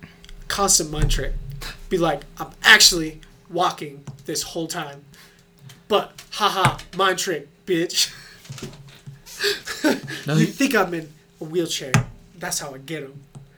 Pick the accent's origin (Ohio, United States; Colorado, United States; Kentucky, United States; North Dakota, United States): Colorado, United States; Broomfield; I grew up in Broomfield, Colorado.